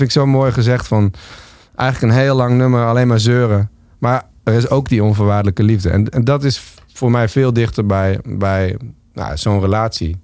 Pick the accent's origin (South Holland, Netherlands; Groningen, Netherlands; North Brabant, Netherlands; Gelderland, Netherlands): Groningen, Netherlands; Winsum; ik groeide op in Winsum